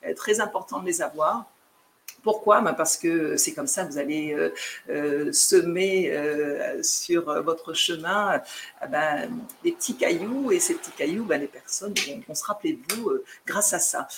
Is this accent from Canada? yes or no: no; Chartres, Centre-Val de Loire, France; moved away as an adult; also born or lived in Guadeloupe (ancestry); now in Sint Maarten; je suis née en France, j'ai grandi aussi en métropole. J'ai fait voilà, toute la partie de ma vie en métropole